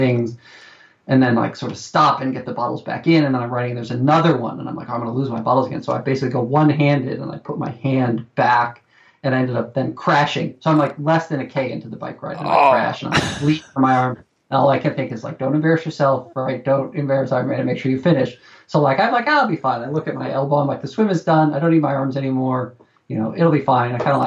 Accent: New York, United States; moved away; I'm from New York

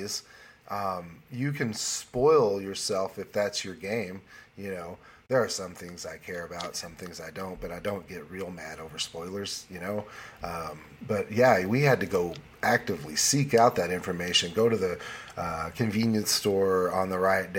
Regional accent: Morrilton, Arkansas, United States; moved away; also born or lived in Plumerville, Arkansas; My birth town, my home, my birthplace, Morrilton itself is small

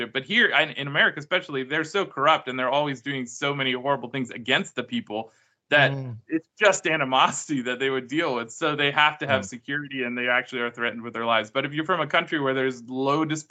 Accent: United States; as an American also

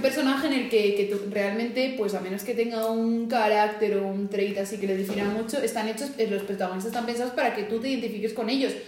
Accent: Madrid, Community of Madrid, Spain; now in Las Rozas, Spain; nací en Madrid, pero vivo en Las Rozas.

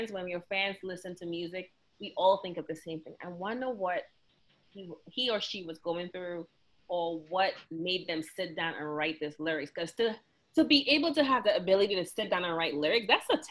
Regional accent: St. Lucia; moved away; I'm from St. Lucia, I understand it. I just, speaking it, we never really spoke it growing up, because I feel like, especially in St. Lucia

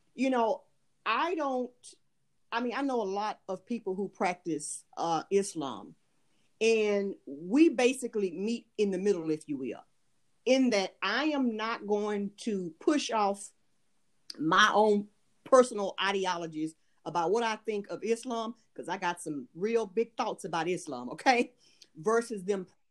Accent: United States; moved away; I am an American, however, um, I do live abroad and have lived abroad for years.

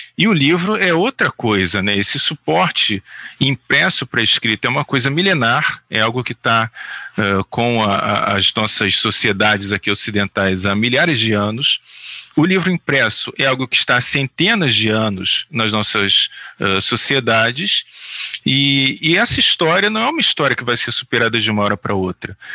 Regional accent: Rio de Janeiro, Brazil; eu fui criado na Praça Seca, na Zona Oeste aqui do Rio de Janeiro

